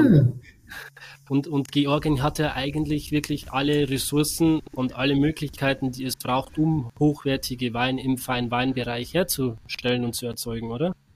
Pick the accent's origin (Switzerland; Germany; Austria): Germany; bei uns in Deutschland